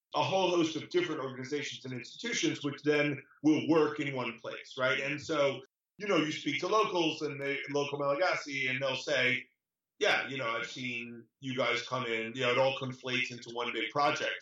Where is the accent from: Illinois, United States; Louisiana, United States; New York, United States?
New York, United States; I'm from New York originally